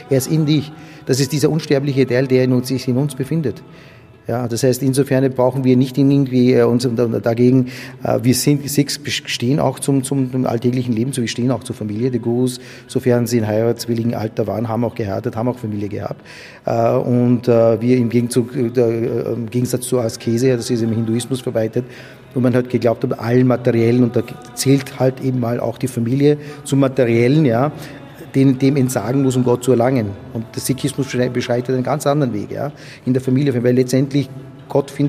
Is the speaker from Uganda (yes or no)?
yes; Uganda; also born or lived in Mtwara, Tanzania; Ja was für ein Paradies eigentlich Uganda in dem Sinn auch war für uns. Ich bin in Tansania, in Matwara geboren.